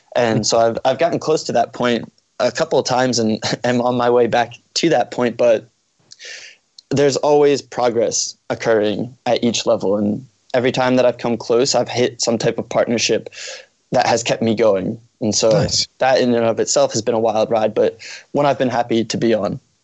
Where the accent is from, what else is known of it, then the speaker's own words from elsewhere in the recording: Norristown, Pennsylvania, United States; also born or lived in Philadelphia, Pennsylvania; I'm originally from Norristown, Pennsylvania